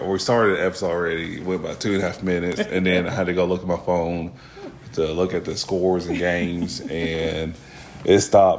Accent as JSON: {"language": "English", "region": "Kentucky", "country": "United States", "said": "We are from Kentucky."}